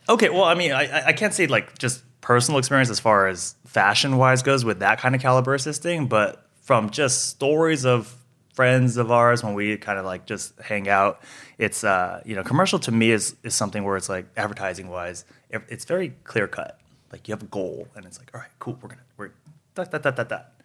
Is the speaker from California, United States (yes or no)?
yes; Monterey Park, California, United States; also born or lived in Fullerton; I grew up in SoCal, grew up in Monterey Park